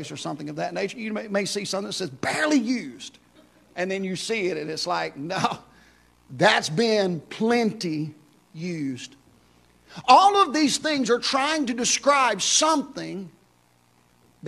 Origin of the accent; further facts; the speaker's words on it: Houston, Mississippi, United States; moved away; my hometown of Houston, Mississippi